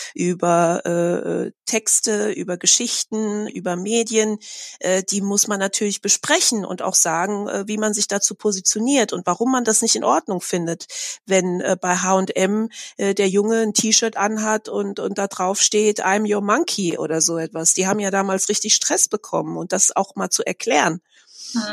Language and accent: German; Germany; ich bin in Deutschland seit meiner Geburt